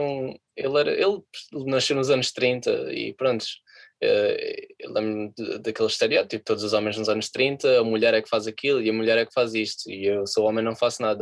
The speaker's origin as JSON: {"language": "Portuguese", "country": "Portugal", "moved": "as an adult", "lives_now": "London, United Kingdom", "said": "como eu sou português"}